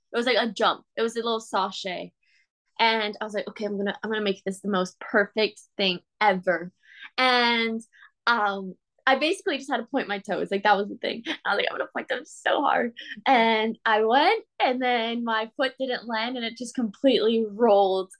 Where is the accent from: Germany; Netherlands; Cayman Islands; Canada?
Cayman Islands; moved away as an adult; now in Florida, United States; growing up in Cayman